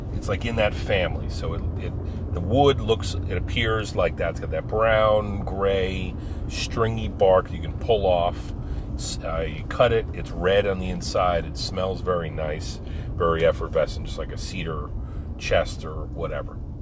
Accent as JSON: {"language": "English", "area": "Pine Barrens", "region": "New Jersey", "country": "United States", "tie": "born or raised there", "said": "our gang growing up in the Pine Barrens together, you know, surfing down LBI, terrorizing the shore"}